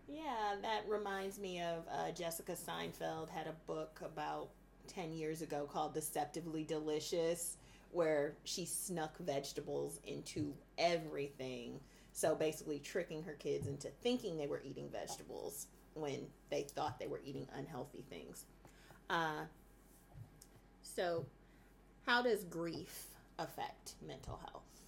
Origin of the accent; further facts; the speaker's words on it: Midwest, United States; We're both from the Midwest.